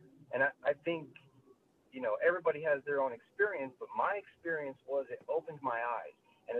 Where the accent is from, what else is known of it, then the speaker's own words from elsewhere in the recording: Utah, United States; moved away as an adult; now in Fort Washington, United States; I'm a white male. I was born and raised in Utah, predominantly white.